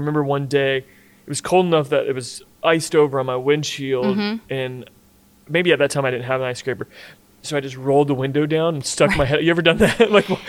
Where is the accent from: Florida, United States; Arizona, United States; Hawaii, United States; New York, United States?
Florida, United States; outside of Tampa; growing up outside of Tampa